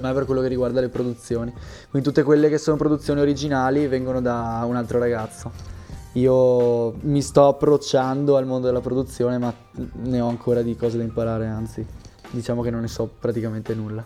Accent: Veneto, Italy; vengo dal Veneto

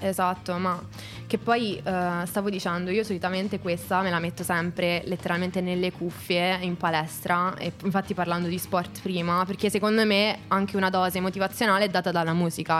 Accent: Abruzzo, Italy; io sono dell'Abruzzo

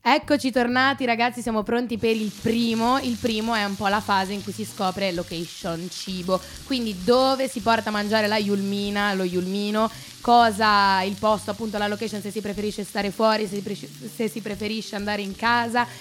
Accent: Genoa, Liguria, Italy; moved away as an adult; now in Milan, Italy; sono sempre genovese

